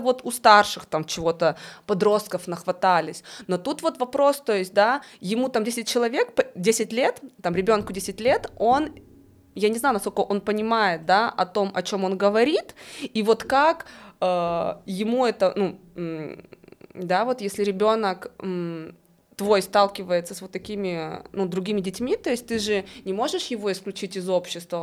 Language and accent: Russian; Russia; moved away; я вообще из России